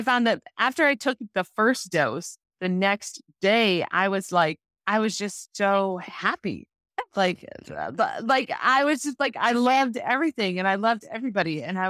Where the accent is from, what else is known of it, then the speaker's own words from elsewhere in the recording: Wisconsin, United States; I grew up in northern Wisconsin.